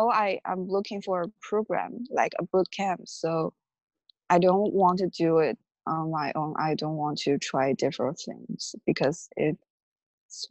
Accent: China; moved away as an adult; now in United States; I'm from China. I came to the U.S. 3 years ago as an international student

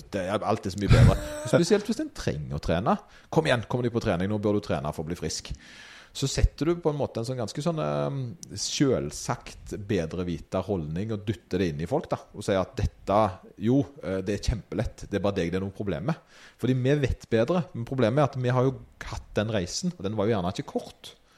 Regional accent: Åkrehamn, Rogaland, Norway; når Åkra, der jeg kommer fra, fikk bystatus

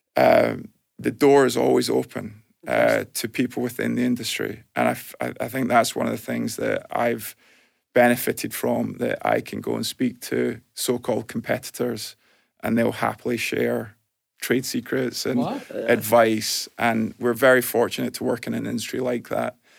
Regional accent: Glasgow, Scotland, United Kingdom; moved away as an adult; also born or lived in California, United States; growing up in Glasgow

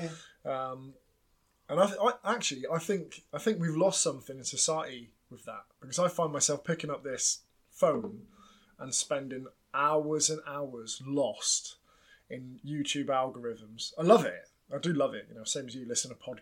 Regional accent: Plymouth, South West England, United Kingdom; I grew up in Plymouth, a big naval town.

